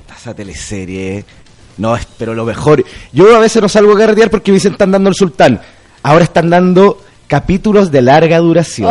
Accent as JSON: {"language": "Spanish", "country": "Chile", "said": "yo también soy chileno"}